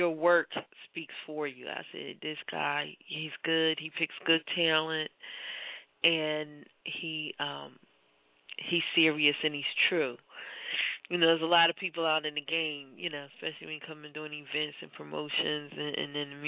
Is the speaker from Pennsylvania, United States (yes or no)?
yes; Philadelphia, Pennsylvania, United States; I'm born and raised in Philadelphia, but I'm a little bit older than you.